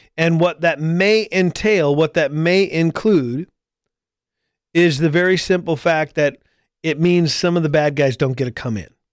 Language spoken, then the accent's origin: English; United States; as an American citizen, I cannot travel to Canada.